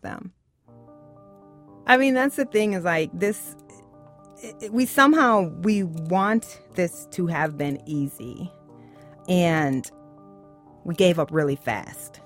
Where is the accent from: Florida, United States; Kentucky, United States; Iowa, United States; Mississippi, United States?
Iowa, United States; Waterloo; I grew up in Waterloo, Iowa.